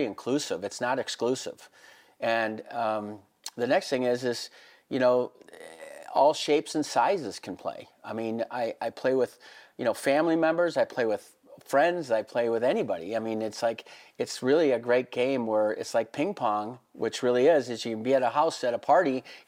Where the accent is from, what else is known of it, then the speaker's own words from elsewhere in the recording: Minnesota, United States; moved away as an adult; now in Vail, United States; I grew up in Minnesota and played hockey